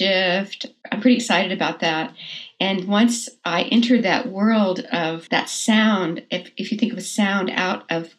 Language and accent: English; Texas, United States; moved away; I'm from Texas originally